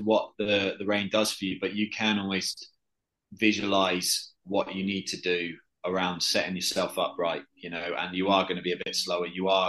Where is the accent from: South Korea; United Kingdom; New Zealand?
United Kingdom; because I'm from Britain, I'm used to a little bit of rain.